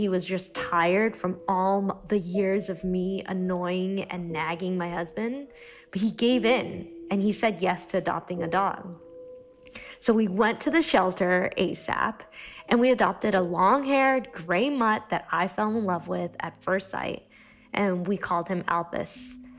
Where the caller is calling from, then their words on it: Treviso, Veneto, Italy; also born or lived in Boston; I'm calling from Treviso, Italy, which has been in quarantine for the past 2 weeks.